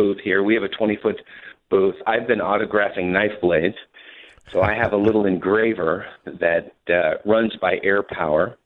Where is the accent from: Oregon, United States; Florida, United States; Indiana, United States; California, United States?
California, United States; San Diego; I grew up in San Diego, California